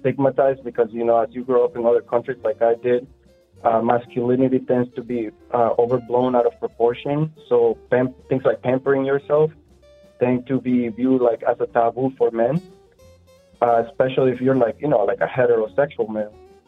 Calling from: Orlando, Florida, United States; Well, I'm calling from my bathtub in Orlando.

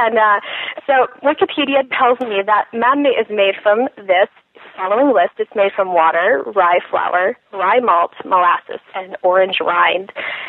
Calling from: Missoula, Montana, United States; I am calling from Missoula, Montana.

